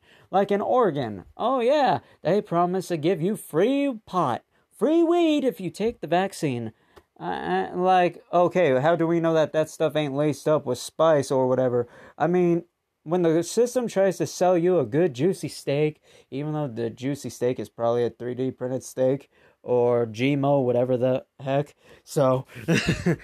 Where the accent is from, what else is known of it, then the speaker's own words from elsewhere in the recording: United States; as an American